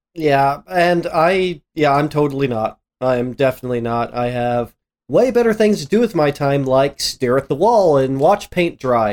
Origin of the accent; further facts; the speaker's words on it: Midwest, United States; I grew up in the Midwest